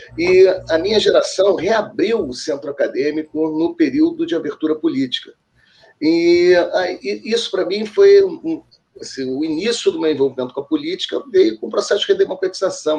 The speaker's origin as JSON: {"language": "Portuguese", "region": "Rio de Janeiro", "country": "Brazil", "tie": "born or raised there", "said": "eu sou aqui do Rio, do bairro da Tijuca. E a Tijuca é um bairro próximo ao Maracanã, é divisa, né? Então, da minha casa para o estágio, para o Maracanã, dava para ir até a pé"}